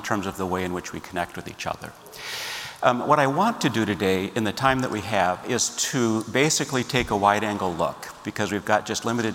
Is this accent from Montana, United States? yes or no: no; Minneapolis, Minnesota, United States; I grew up in Minneapolis, Minnesota